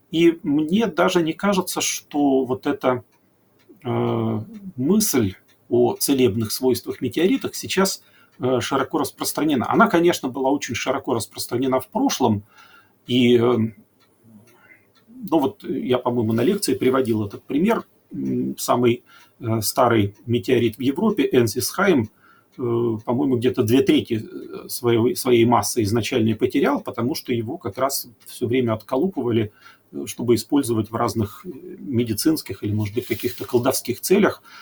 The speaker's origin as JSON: {"language": "Russian", "town": "Chelyabinsk", "region": "Chelyabinsk Oblast", "country": "Russia", "said": "Но уж после 15 февраля я из Челябинска."}